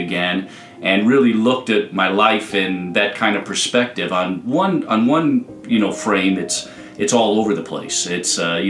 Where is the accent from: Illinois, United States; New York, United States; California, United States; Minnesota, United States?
Illinois, United States; Hoffman Estates; also born or lived in Iowa City; I'm from Hoffman Estates